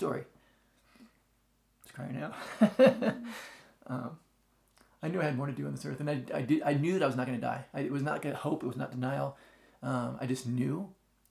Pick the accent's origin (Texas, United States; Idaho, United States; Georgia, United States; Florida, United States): Florida, United States; moved away as an adult; also born or lived in Joliet, Illinois / Colorado; Yeah, I'm from Florida. I was born in Joliet, raised in Florida. Until I was like 19, I moved out to Colorado.